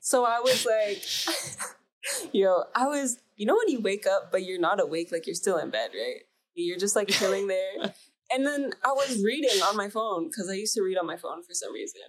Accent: Mississauga, Ontario, Canada; so I grew up in Canada, Ontario, Mississauga.

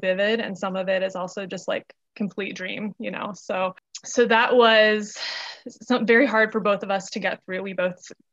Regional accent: Michigan, United States; moved away as an adult; also born or lived in Asheville, North Carolina / Charlotte, North Carolina; now in North Carolina, United States; I was born and raised in Michigan

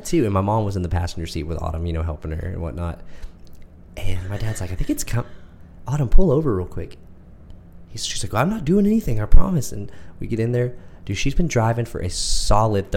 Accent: Midlothian, Texas, United States; we're from Texas, from a very small town called Midlothian. I lived here almost my entire life. I was born 20 minutes up the road, mm-hmm. but this is my hometown.

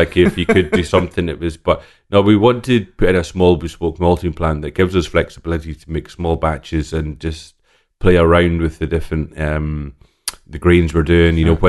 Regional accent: Islay, Scotland, United Kingdom; So I grew up in on Isla. I was born and raised on Isla. My father was working at Laphroaig Distillery, so we lived right beside the distillery.

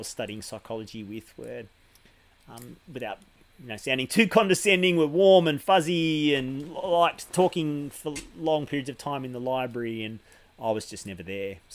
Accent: Mornington Peninsula, Victoria, Australia; We moved down to Melbourne when I was about 7 or 8. And I grew up on the Mornington Peninsula

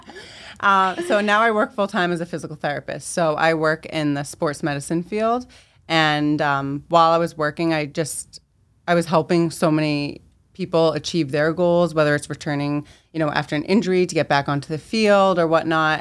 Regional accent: Medford, Massachusetts, United States; raised in Medford, Mass.

